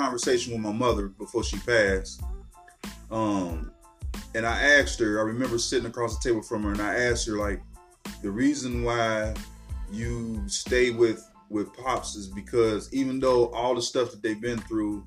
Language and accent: English; Cincinnati, Ohio, United States; also born or lived in the South (US); I'm a Cincinnati native. Grew up here in Cincinnati